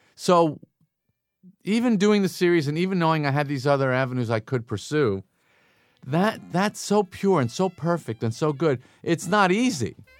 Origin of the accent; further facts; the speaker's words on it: Long Island, New York, United States; growing up on Long Island